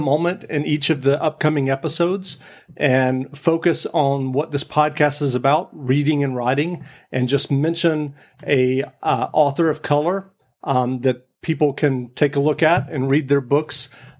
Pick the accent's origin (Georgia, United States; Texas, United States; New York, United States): Georgia, United States; Macon; I grew up in Macon, Georgia. I was born in 1967. I'm a white guy